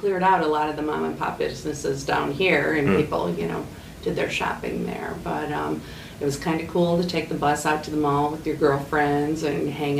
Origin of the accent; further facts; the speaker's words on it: Aurora, Illinois, United States; And I was born right here in Aurora, Illinois.